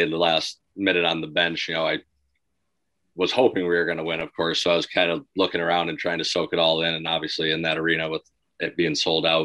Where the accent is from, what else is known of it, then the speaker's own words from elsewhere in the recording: Michigan, United States; We're both from Michigan, grew up playing roller hockey together